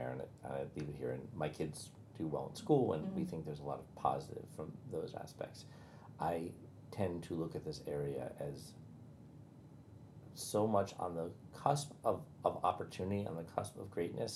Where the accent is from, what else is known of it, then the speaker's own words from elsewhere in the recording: Bergen County, New Jersey, United States; now in Norfolk, United States; this little tiny town of 8,000 people in Bergen County, New Jersey